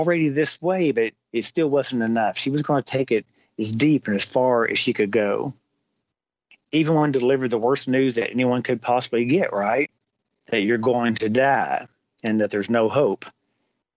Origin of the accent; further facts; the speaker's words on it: Kentucky, United States; I'm from Kentucky